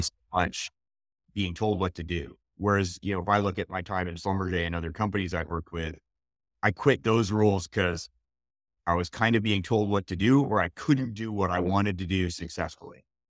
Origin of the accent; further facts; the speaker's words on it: Montreal, Quebec, Canada; moved away; I grew up in Montreal.